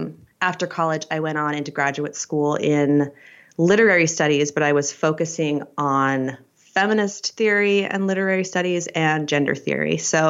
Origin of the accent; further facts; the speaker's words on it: Idaho, United States; also born or lived in Utah, United States; So I'm actually an Idaho native. So I was born in McCall, and I mainly grew up in Utah and Eastern Idaho in the Mormon belt. And I was raised an evangelical Christian.